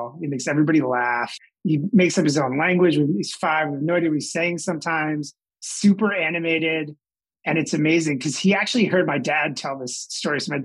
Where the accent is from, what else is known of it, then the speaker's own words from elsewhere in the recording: New Jersey, United States; moved away as an adult; also born or lived in Newark, New Jersey / Durham, North Carolina; I grew up in South Jersey outside of Philadelphia